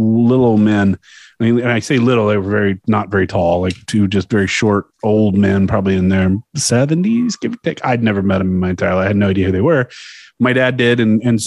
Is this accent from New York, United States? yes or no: yes; New York City, New York, United States; I was from New York City